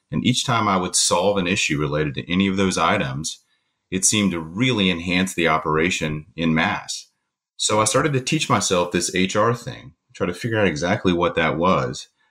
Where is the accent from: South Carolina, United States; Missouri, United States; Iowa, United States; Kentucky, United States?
Kentucky, United States; Eastern; I'm from Eastern Kentucky